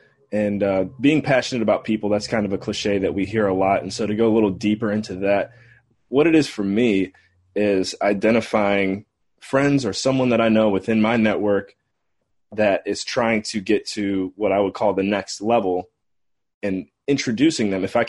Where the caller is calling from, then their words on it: St. John's, Newfoundland and Labrador, Canada; So I'm calling in from St. John's, Newfoundland, Canada today, the first city in North America that the sun rises on every day.